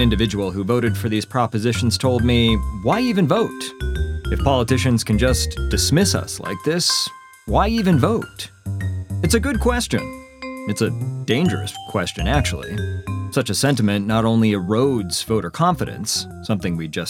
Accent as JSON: {"language": "English", "region": "Utah", "country": "United States", "tie": "born or raised there", "said": "I'm an independent producer born and raised in Utah"}